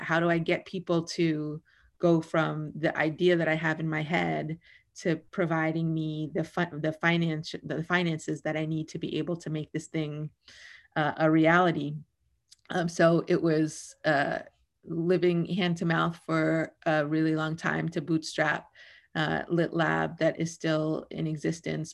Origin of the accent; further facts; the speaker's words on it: New York City, New York, United States; now in Oakland, United States; I grew up in the Bronx. I had to move a lot. I moved thirteen times in sixteen years, um, largely around the Bronx